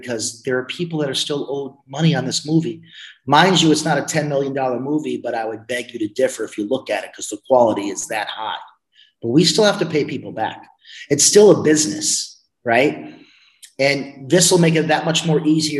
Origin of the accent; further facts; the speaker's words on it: New York, United States; I'm a New Yorker